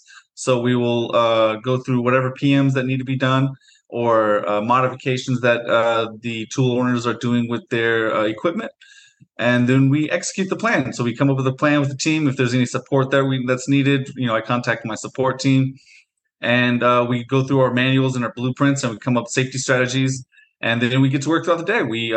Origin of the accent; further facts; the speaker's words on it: Portland, Oregon, United States; also born or lived in Beaverton, Oregon; I'm actually from the Portland area, so I've lived in and out of Portland and Beaverton pretty much growing up my whole life.